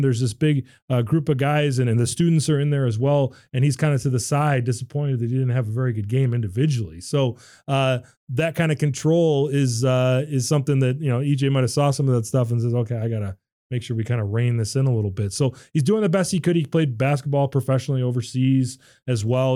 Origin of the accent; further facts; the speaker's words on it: Royal Oak, Michigan, United States; also born or lived in Saint Thomas, US Virgin Islands; I grew up in Royal Oak